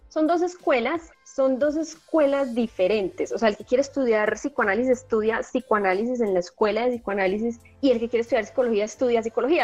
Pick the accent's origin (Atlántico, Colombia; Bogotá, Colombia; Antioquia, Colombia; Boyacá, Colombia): Antioquia, Colombia; Medellín; accent: paisa; Yo soy paisa. Aquí en Colombia a las personas de Medellín les decimos paisas. Eh, soy de Medellín